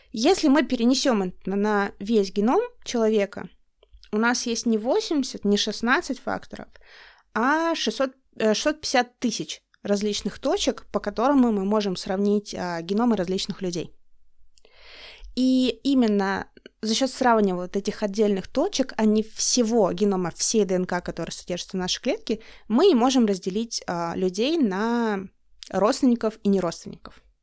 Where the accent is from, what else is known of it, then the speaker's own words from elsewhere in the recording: Russian Far East, Russia; moved away as an adult; я с Дальнего Востока, мы все переселенцы